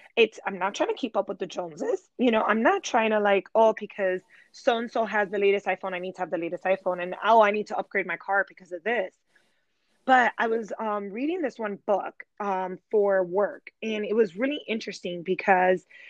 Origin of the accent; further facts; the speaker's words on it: Chicago, Illinois, United States; moved away as an adult; now in Charlotte, United States; I am a Chicago native. So I was born and raised in Chicago, and my family and I relocated to Charlotte, North Carolina three years ago